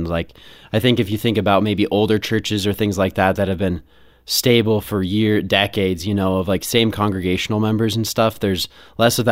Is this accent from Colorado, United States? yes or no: yes; Colorado, United States; I'm from Colorado and been raised here my whole life